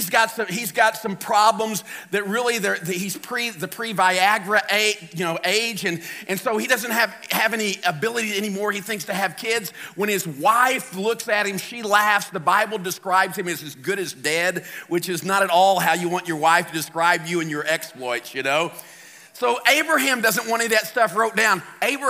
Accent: St. Louis, Missouri, United States; I'm from St. Louis

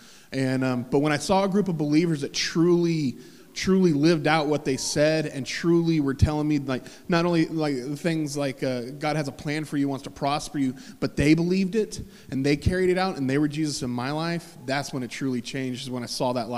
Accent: Bible Belt, the South, United States; I was from the Bible Belt. I mean, we went to church on Wednesdays and Sundays

